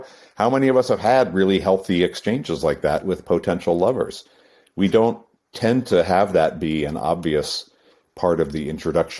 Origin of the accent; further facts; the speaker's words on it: New England, United States; I grew up in New England in the East Coast, and so, you know, the land of the Puritans